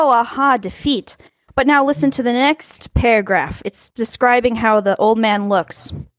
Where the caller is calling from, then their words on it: Czechia; calling in from the Czech Republic.